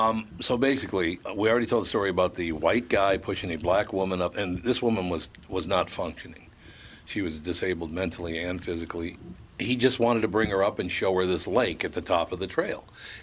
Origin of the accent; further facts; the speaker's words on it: Wisconsin, United States; and we're from Wisconsin